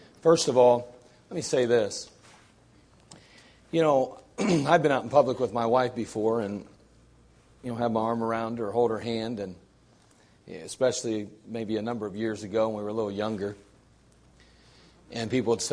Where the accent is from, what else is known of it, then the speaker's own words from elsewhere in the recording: United States; I'm proud to be an American